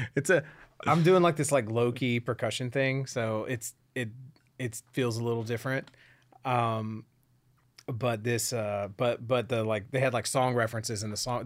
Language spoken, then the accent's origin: English; Houston, Texas, United States; I'm from Houston